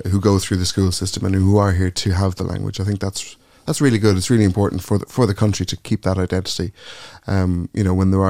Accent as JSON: {"language": "English", "country": "Ireland", "said": "I think there's been a, a shift in how we view ourselves and how we view being Irish"}